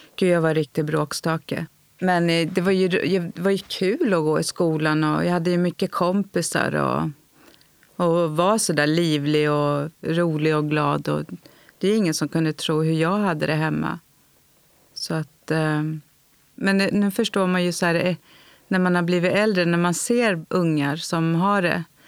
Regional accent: Tyresö, Stockholm County, Sweden; Jag är uppvuxen i Stockholm, i Tyresö

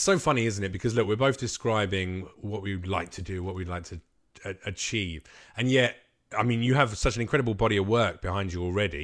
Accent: England, United Kingdom; I was raised in England, but I'm Macedonian.

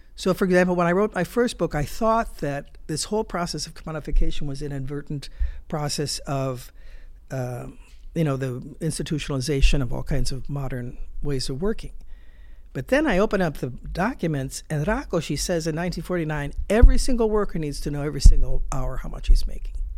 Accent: United States; as a, a foreigner and certainly as an American

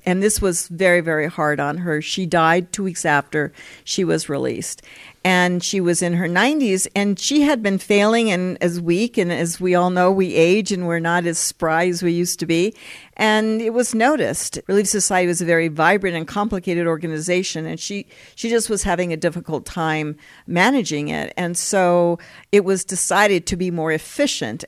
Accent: Colorado, United States; moved away as an adult; also born or lived in California / Philadelphia, United States / Heidelberg, Germany; now in Utah, United States; I grew up, I went to junior high and high school in Colorado and elementary school in California

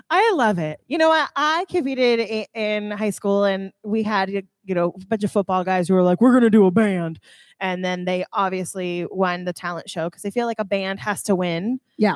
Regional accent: Vermont, United States; I grew up in Vermont

